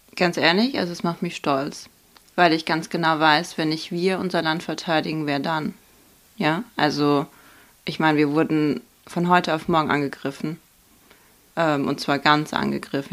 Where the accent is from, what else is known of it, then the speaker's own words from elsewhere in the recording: Viernheim, Hesse, Germany; also born or lived in Starokostiantyniv, Khmelnytskyi Oblast, Ukraine; ich komme ja aus Vierenheim und wir sind ja nicht mehr Baden-Württemberg, sondern ähm, Hessen